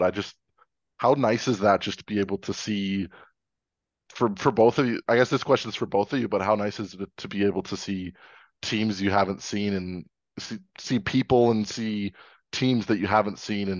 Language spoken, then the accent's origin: English; Lethbridge, Alberta, Canada; moved away; my hometown is Lethbridge